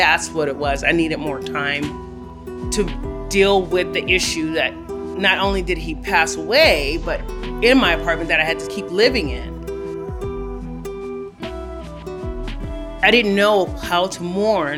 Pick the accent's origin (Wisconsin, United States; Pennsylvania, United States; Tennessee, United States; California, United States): California, United States; Los Angeles; I was born and raised in Los Angeles, California